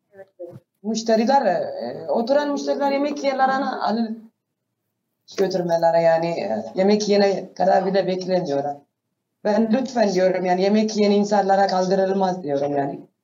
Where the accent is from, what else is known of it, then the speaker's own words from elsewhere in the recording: Ethiopia; Turkish is a second language; also born or lived in Sudan; now in Ankara, Turkey; asli olarak Etiyopyalıyım